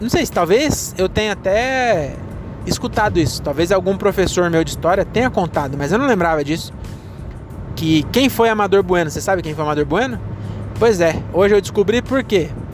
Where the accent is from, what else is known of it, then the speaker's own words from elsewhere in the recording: Francisco Morato, São Paulo, Brazil; eu nasci em São Paulo, mas meus pais não vieram da Bahia